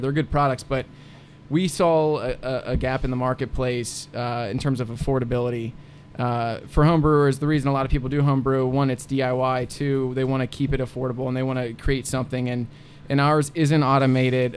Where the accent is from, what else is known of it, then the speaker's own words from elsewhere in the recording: Anderson Township, Ohio, United States; I'm from Anderson Township